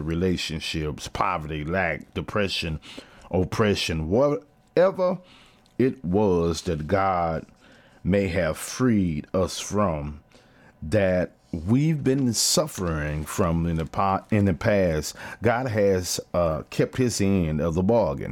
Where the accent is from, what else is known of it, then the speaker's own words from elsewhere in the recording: Fort Worth, Texas, United States; My hometown team, T C U